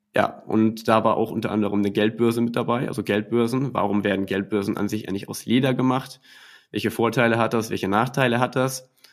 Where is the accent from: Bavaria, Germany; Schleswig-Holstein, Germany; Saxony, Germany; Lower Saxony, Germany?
Schleswig-Holstein, Germany; Ich komme aus Schleswig-Holstein